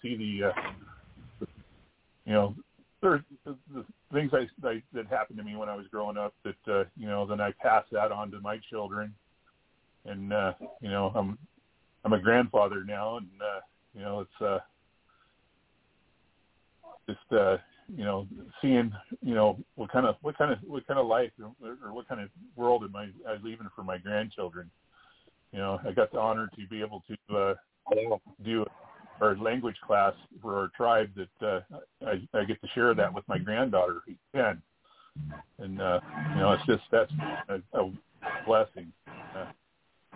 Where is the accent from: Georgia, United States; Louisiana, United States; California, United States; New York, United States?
California, United States; Klamath River, Northern; I'm from the Kudur Chasta Nation in Northern California on the Klamath River, upriver Indian